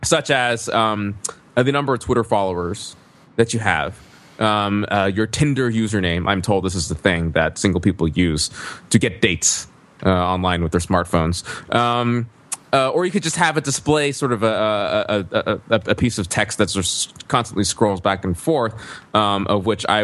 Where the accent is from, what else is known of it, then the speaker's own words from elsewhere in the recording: the South, United States; what I grew up with in the South